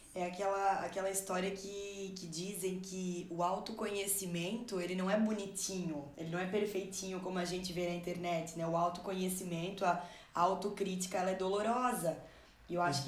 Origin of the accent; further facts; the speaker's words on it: Brazil; sou brasileira e tenho que ter orgulho do, do meu país